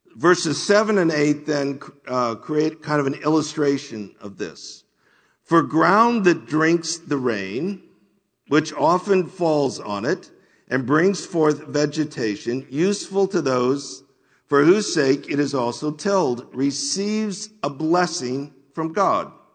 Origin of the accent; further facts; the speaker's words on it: United States; we as American Christians